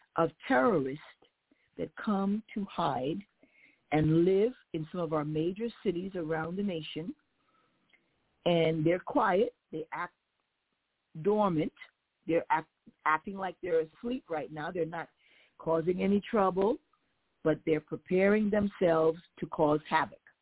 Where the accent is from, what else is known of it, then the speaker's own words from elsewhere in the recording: United States; as an American, somebody that was born here, raised here, I love the fact that God allowed me to be born and raised in America